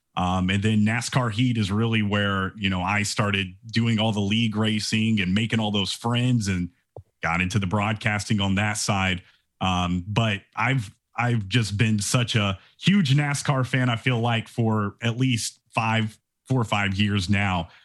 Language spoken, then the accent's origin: English; Atlanta, Georgia, United States; I'm from Atlanta